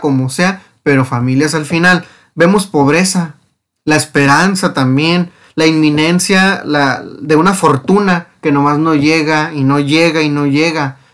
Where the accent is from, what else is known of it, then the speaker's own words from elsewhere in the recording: Mexico; lo que somos como mexicanos